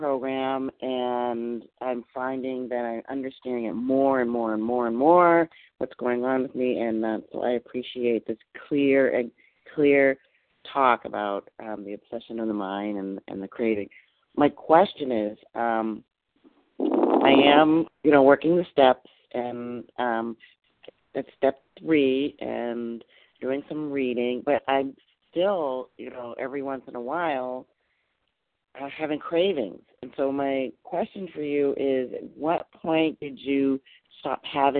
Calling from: Massachusetts, United States; I'm calling from Massachusetts.

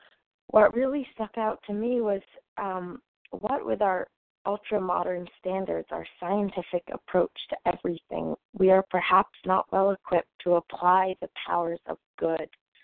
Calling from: New Hampshire, United States; And I am calling currently from New Hampshire, but usually recovered in North Carolina.

